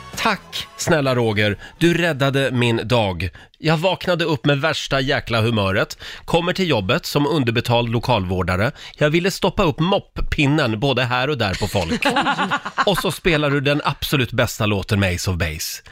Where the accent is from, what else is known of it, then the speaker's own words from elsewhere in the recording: Sweden; vi svenskar